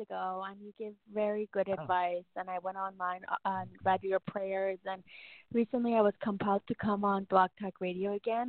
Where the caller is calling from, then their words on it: Canada; I'm calling from Canada.